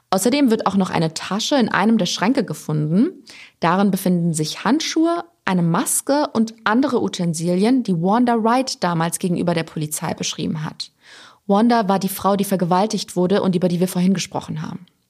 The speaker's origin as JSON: {"language": "German", "country": "Germany", "said": "bei uns in Deutschland"}